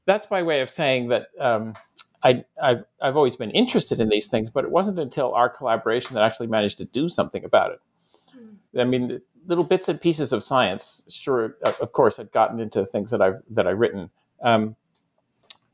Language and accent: English; Ithaca, New York, United States; I grew up in Ithaca, New York, that's where Cornell is